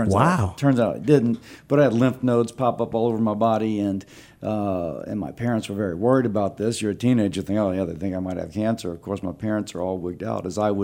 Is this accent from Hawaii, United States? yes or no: no; Louisiana, United States; here when I was 8 months old.